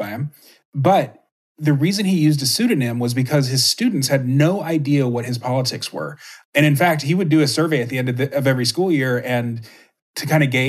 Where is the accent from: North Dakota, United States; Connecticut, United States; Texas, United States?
Texas, United States; moved away as an adult; now in Minnesota, United States; I grew up in Texas and now live in Minnesota